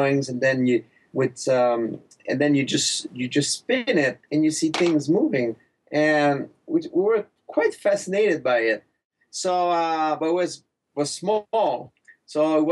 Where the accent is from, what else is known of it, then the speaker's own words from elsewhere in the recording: Quebec, Canada; accent: thick accent; English is a second language; moved away as an adult; also born or lived in Montreal, Canada; I grew up in Quebec, in a small town